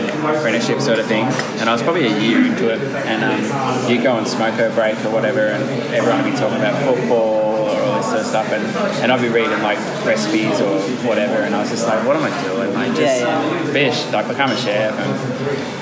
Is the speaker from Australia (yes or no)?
yes; Mansfield, Victoria, Australia; I grew up in Mansfield.